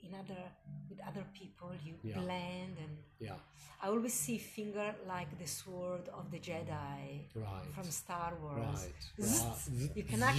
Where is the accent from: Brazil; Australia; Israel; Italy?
Italy; Milan, Lombardy; moved away; my growing up in Milano